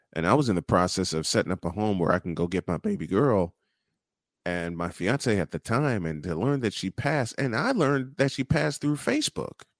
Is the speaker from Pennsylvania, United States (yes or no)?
no; Chicago, Illinois, United States; I'm from Chicago, born and raised